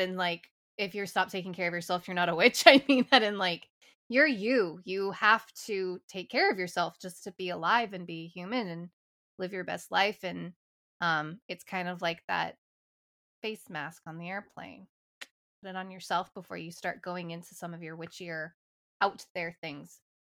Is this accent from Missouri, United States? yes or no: yes; St. Louis, Missouri, United States; I am from Saint Louis, Missouri